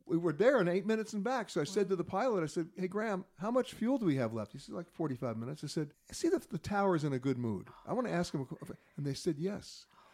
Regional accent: Australia; Speaking as an Australian.

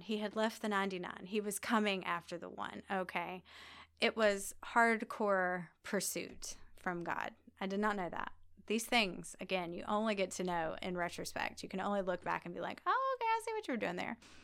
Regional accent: Guyton, Georgia, United States; now in Birmingham, United States; I grew up in Savannah, Georgia, actually, a, a really tiny town right outside of Savannah called Guyton

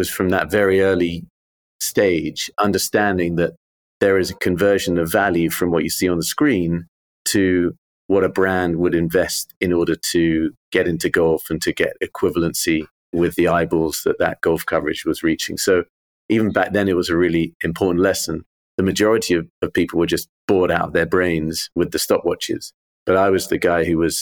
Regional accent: London, United Kingdom; I grew up in Wimbledon, literally a stone's throw from the championships.

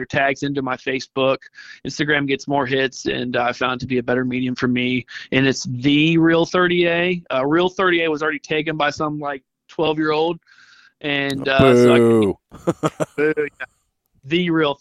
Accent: Mobile, Alabama, United States; now in Santa Rosa Beach, United States; Growing up in Mobile, Dolphin Island, everybody was surf fishing

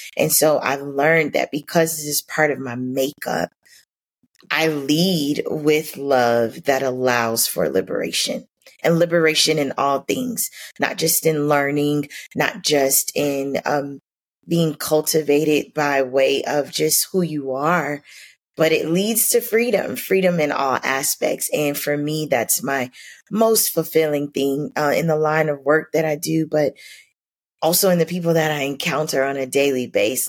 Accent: Miami, Florida, United States; growing up in Miami

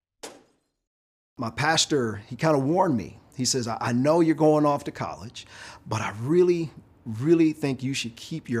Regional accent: Detroit, Michigan, United States; I'm from inner city Detroit

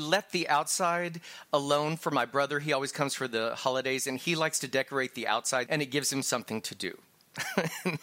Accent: Texas, United States; I'm a boy from Texas. I grew up in the 80s with drag queens

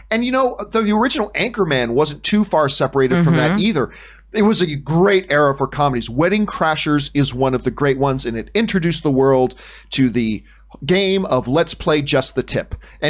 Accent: Canada; as a Canadian

